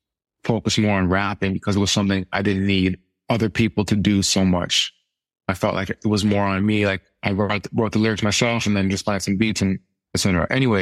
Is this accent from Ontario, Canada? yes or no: yes; Ottawa, Ontario, Canada; born there; also born or lived in Europe / Winnipeg, Canada; So I'm originally from, I was born in Ottawa, Ontario, which is the capital of Canada in the East. And I grew up in Europe in my formative years.